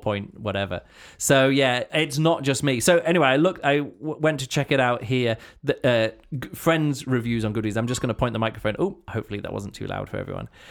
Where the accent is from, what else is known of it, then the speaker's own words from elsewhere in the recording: United Kingdom; as a British, uh, kid, this is what I grew up, this is the kind of poetry I grew up